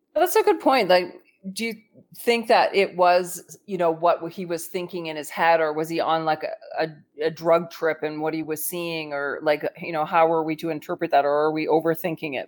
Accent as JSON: {"language": "English", "country": "Canada", "said": "I'm Canadian"}